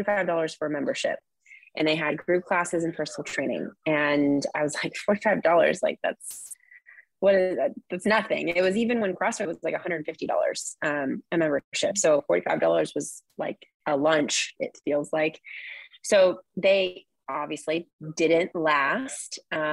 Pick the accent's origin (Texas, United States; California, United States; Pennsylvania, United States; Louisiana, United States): California, United States; Orange County; also born or lived in San Luis Obispo; now in Ventura, United States; I come from Orange County